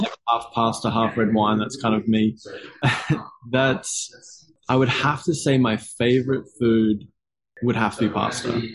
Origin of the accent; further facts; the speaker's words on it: Gold Coast, Queensland, Australia; I've lived here my entire life though. and so I was born on the Gold Coast and I live in Miami, Miami Gold Coast